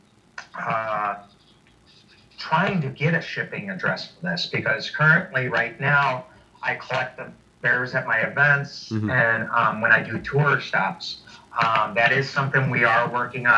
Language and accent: English; Chicago, Illinois, United States; moved away; I'm originally from Chicago. That was my stomping grounds.